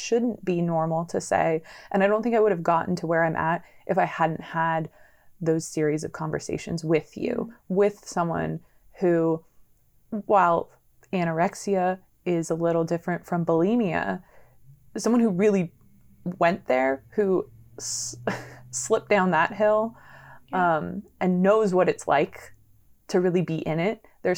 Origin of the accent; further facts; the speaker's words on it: San Diego, California, United States; also born or lived in Los Angeles, California; I'm originally from San Diego, California.